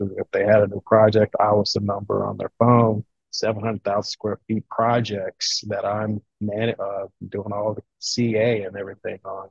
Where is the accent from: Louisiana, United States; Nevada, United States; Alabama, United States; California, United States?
Louisiana, United States; moved away as an adult; now in Ohio, United States; I'm originally from Louisiana and I was getting homesick